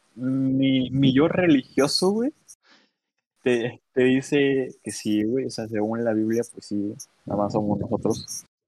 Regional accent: Guerrero, Mexico; yo soy de aquí de Guerrero, del centro de México

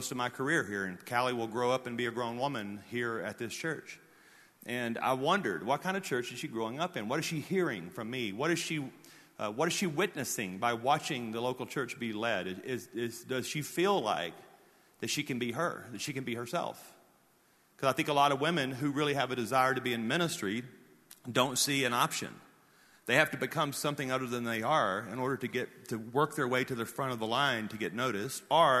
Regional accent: the South, United States; I'm from the South

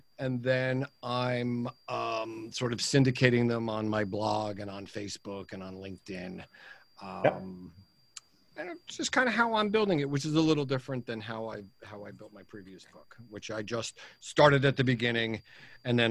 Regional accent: United States; also born or lived in New York; now in New Jersey, United States; I'm an American. I live in New Jersey, although I consider myself a New Yorker, having lived there for 30 years.

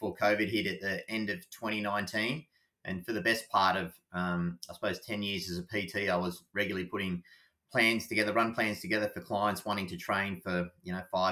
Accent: Anglesea, Victoria, Australia; I grew up in Anglesey, so always a really passionate runner

